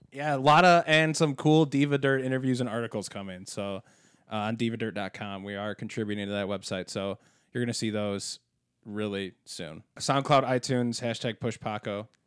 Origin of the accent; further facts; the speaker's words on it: Berkeley, Illinois, United States; I grew up in Berkeley, Illinois, which was a west suburb right next to Elmhurst.